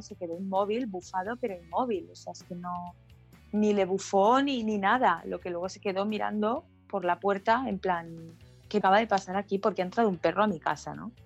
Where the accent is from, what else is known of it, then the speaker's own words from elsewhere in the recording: Barcelona, Catalonia, Spain; soy de Barcelona, vivo en Barcelona